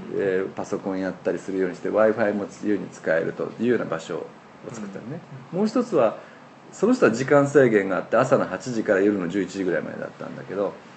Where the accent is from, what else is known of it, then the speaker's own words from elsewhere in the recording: Osaka, Japan; moved away as an adult; also born or lived in Tokyo; 実は私ここに生まれたんですよ昭和33年にえー、でつまりここで生まれて私はこの天満橋今ここ谷町4丁目の間ぐらいなんですけども、はい、ここでずっと育ったんですね